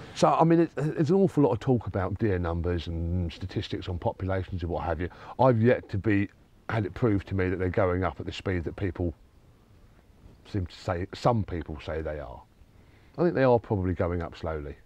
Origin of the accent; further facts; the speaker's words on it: Sussex, South East England, United Kingdom; I grew up in Sussex where there were a lot of fallow